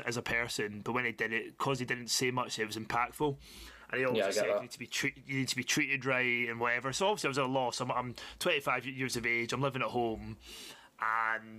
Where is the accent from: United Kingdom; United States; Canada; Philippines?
United Kingdom; Glasgow, Scotland; back where I started in Glasgow, living at home